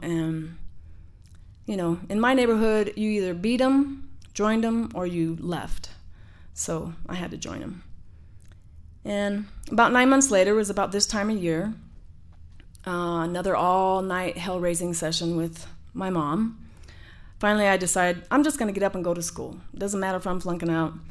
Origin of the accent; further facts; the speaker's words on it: Denver, Colorado, United States; I grew up in Denver, Colorado, in the Sun Valley Housing Projects